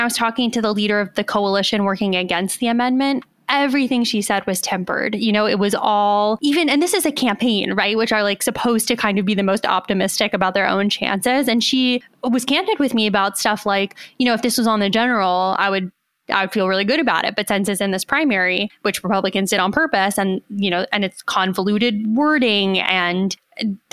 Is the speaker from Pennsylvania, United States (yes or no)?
yes; Philadelphia, Pennsylvania, United States; I'm from Philadelphia